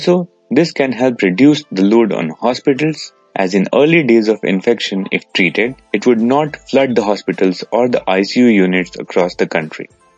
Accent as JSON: {"language": "English", "town": "Dublin", "region": "Leinster", "country": "Ireland", "said": "from Dublin, Ireland."}